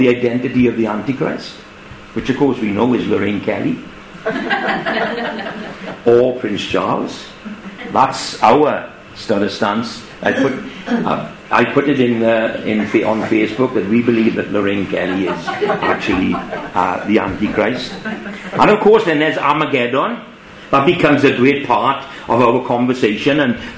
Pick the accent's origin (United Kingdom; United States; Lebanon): United Kingdom; England; as us English would say.